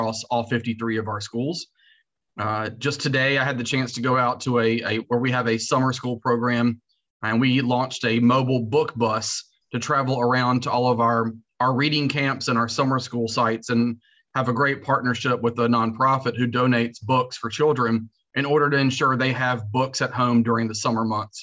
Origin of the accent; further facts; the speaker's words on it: North Carolina, United States; moved away as an adult; also born or lived in New York / Texas; Born and raised in North Carolina